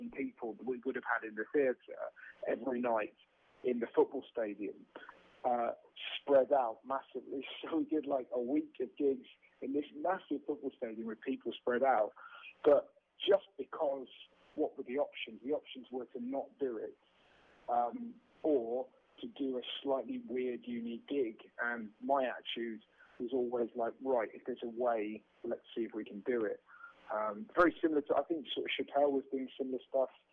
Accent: England, United Kingdom; I'm British

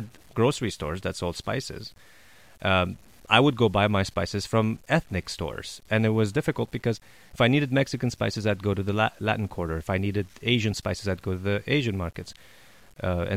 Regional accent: Montreal, Quebec, Canada; moved away; also born or lived in Los Angeles, California; I'm from Montreal

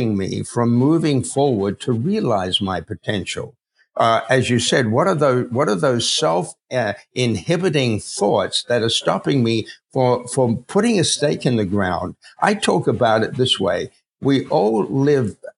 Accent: Adelaide, South Australia, Australia; accent: Aussie; now in United States; I have a little bit of an Aussie accent in me, right? And that's because I grew up in Adelaide, Australia.

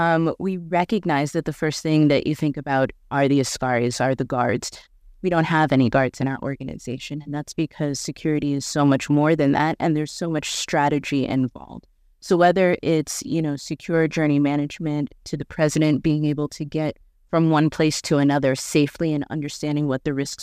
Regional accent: New York, United States; moved away as an adult; also born or lived in South Sudan; now in Nairobi, Kenya; I'm from New York. I had access to everything.

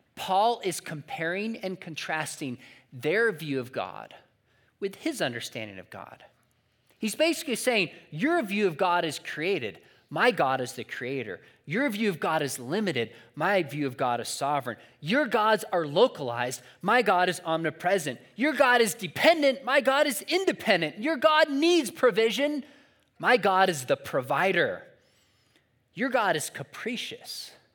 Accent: San Juan Capistrano, California, United States; my hometown of San Juan Capistrano

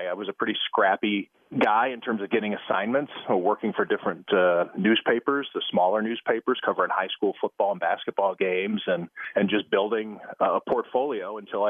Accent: Cleveland, Ohio, United States; It's about as close as I could come, I guess, to staying in Cleveland and working for my hometown paper, which would have been the Plain Dealer.

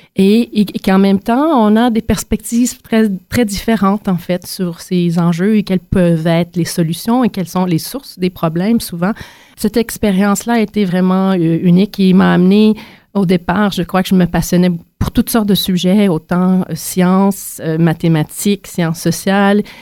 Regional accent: Quebec, Canada; moved away as an adult; also born or lived in Montreal; now in Ottawa, Canada; Né de Montréal, j'ai grandi autant dans les grands centres urbains que les régions rurales du Québec

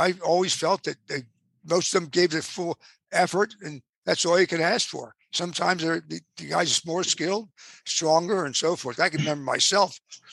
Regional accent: Plymouth Meeting, Pennsylvania, United States; also born or lived in Abington, Pennsylvania; I ran the recreation department in my hometown, which was Plymouth Meeting

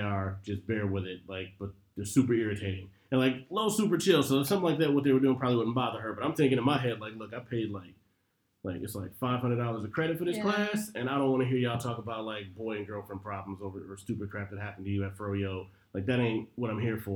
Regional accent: Detroit, Michigan, United States; moved away; I'm from Detroit

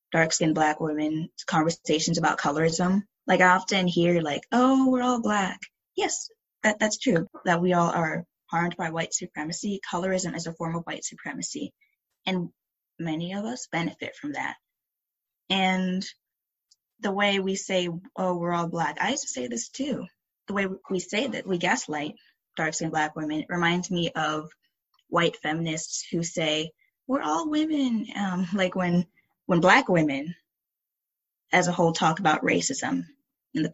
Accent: Henrico County, Virginia, United States; I grew up in Henrico County, Virginia

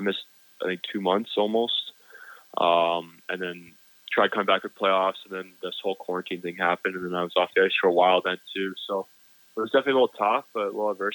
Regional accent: California, United States; I'm from California, so my family's down there near Lake Tahoe area

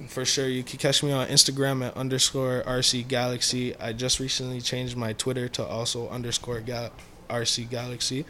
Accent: Mississauga, Ontario, Canada; I'm from a small area inside Mississauga.

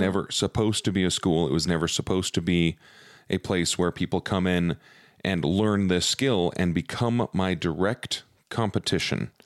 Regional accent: Provo, Utah, United States; I grew up in Provo

